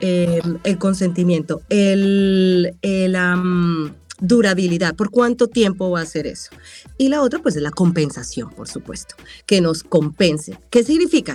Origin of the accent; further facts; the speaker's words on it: Colombia; moved away as an adult; also born or lived in Cali / Manizales; now in Los Angeles, United States; De tener una carrera ya en Colombia más establecida